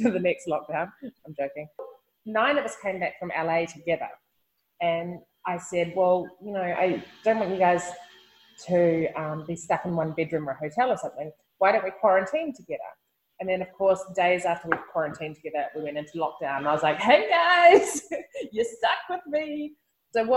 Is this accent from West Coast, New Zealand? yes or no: no; Nelson, New Zealand; Born and raised in Nelson, which is, you know, in the 70s and 80s was a hugely artistic, hippie community.